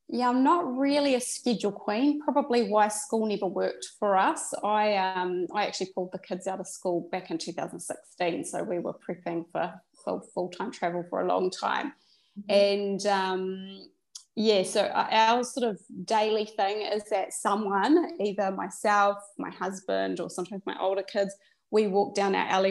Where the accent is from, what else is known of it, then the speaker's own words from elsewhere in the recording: New Zealand; moved away; also born or lived in Australia; originally we're from New Zealand as our country of citizenship, but we were living in Australia.